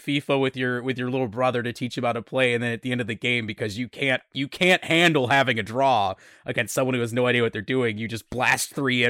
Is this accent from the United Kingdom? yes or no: yes; Scotland, United Kingdom; I mean, I'm Scottish, but other people, so, you know, yeah. I got the Highland Games blood in me.